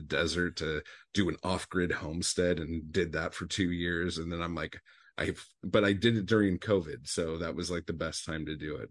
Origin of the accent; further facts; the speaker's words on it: Orange County, Southern California, United States; moved away; also born or lived in Anaheim / Los Angeles; I'm from Southern California. I grew up in um, Orange County, like as oh, a child